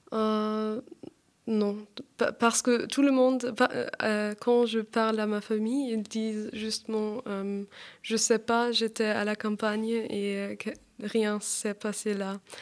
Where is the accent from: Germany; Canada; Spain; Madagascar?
Germany; Augsburg, Bavaria; French is a second language; moved away as an adult; now in Paris, France; Je viens d'Augsbourg, c'est une ville en Bavière